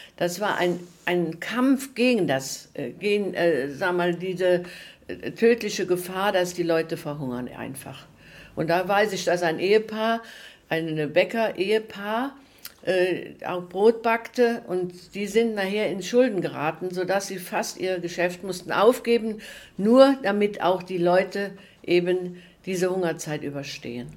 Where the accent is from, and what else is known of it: Prüm, Rhineland-Palatinate, Germany; born or raised there